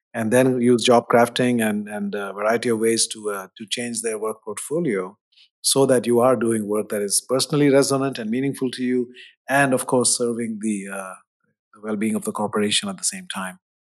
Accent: India; moved away; growing up in India in the seventies

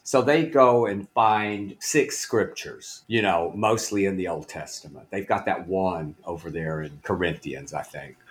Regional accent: Blytheville, Arkansas, United States; moved away; Blytheville, Arkansas, the very northeast corner

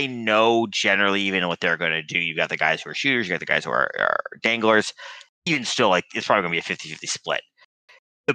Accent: Stamford, Connecticut, United States; I grew up in Stamford, Connecticut

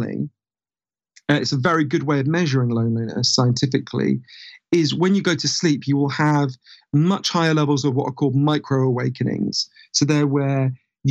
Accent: London, United Kingdom; accent: weird Downton Abbey accent; I grew up in a part of North London where there was a big Orthodox Jewish community.

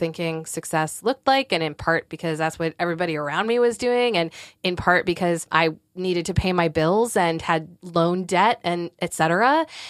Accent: Northeast, United States; now in Durham, United States; I am. Durham, North Carolina. We are transplants from the Northeast, and we will never return.

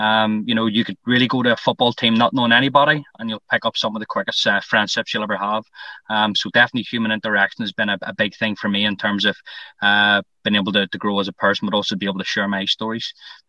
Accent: Lisburn, Northern Ireland, United Kingdom; as you've already alluded to. I'm 32. I'm from Lisburn.

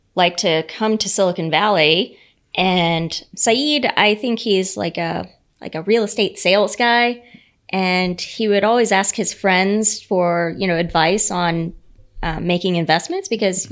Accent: United States; my dad owned a you know a small business growing up in the Panhandle.

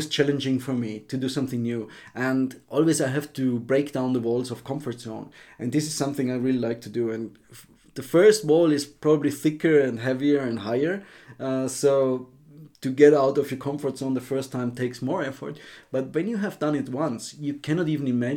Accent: Austria; moved away as an adult; I'm from Austria

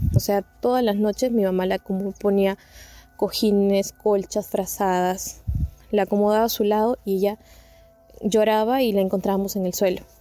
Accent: Peru; yo soy de Perú

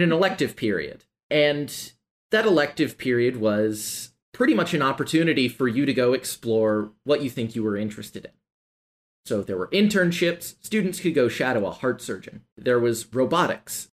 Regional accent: Nashville, Tennessee, United States; growing up in Nashville

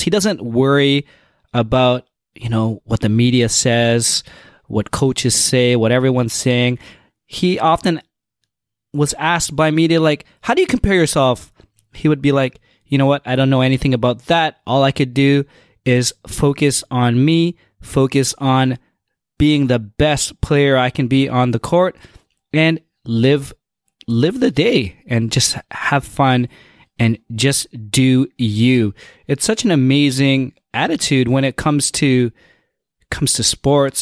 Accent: Toronto, Ontario, Canada; I am from Toronto

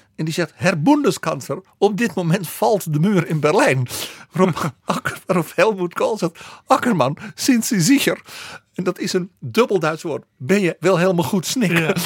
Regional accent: Netherlands

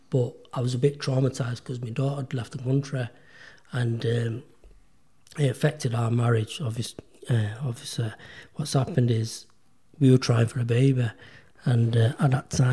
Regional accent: United Kingdom; I'm a British-born Pakistani

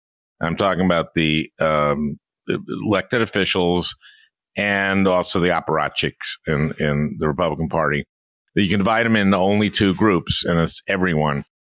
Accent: Minnesota, United States; also born or lived in New York; I moved to Minnesota when I was 4. I'll tell you a little story. My dad was a New Yorker, but I grew up in Minnesota. We moved to Minnesota when I was 4.

